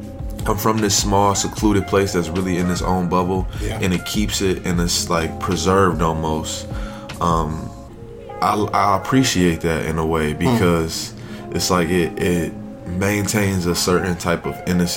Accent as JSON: {"language": "English", "town": "Buffalo", "region": "New York", "country": "United States", "tie": "born or raised there", "said": "Buffalo, New York. I was born on the east side. I was born on Stockbridge, like in the Bailey area. Grew up in the Central Park area"}